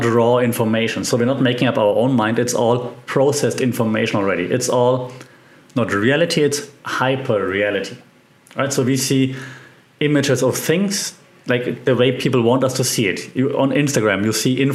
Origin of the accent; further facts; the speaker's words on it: Germany; accent: German; English is a second language; my German accent sometimes comes through